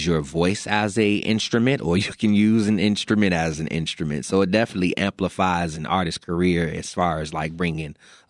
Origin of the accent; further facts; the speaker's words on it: Chicago, Illinois, United States; I'm from the West Side